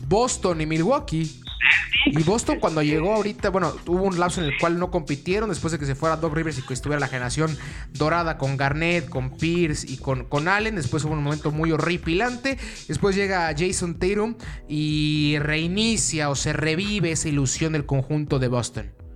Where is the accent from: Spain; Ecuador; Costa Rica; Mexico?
Mexico